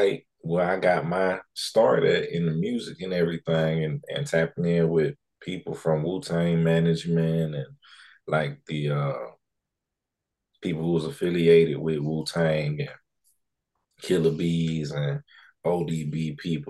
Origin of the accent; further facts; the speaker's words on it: Brunswick, Georgia, United States; moved away; also born or lived in New York / California; from Brunswick, Georgia, so I'm originally from the South, but I came to New York to actually get on in the music industry. And that kind of started in Brooklyn for me, honestly.